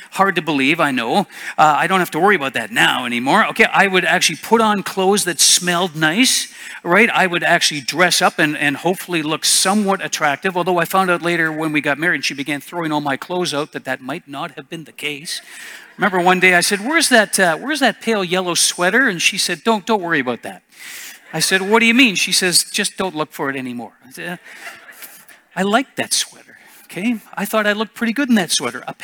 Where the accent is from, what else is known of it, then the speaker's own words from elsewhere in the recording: Canada; I may have rights as a Canadian, but as a Christian, I gave it all up.